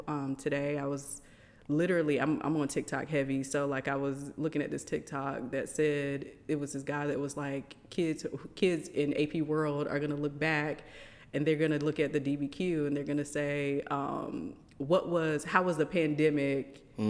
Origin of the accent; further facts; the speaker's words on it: Rich Square, North Carolina, United States; also born or lived in Miami, Florida; So moved from there when I was 9. Okay. Came to North Carolina to a small town called Rich Square.